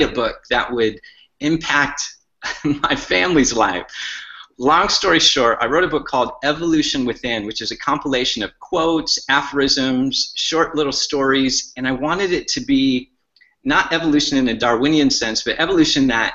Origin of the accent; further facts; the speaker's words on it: Michigan, United States; I grew up in Michigan